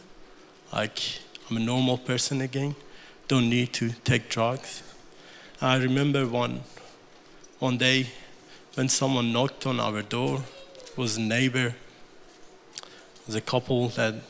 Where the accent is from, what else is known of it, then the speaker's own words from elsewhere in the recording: Iran; English is a second language; moved away as an adult; now in Australia; On April 1989, I was born in Iran to a fairly large Muslim family